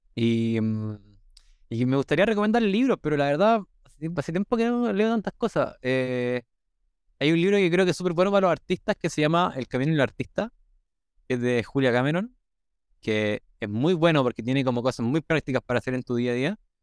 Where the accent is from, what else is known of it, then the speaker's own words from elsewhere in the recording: Chile; accent: Chilean; yo en mis videos hablo como chileno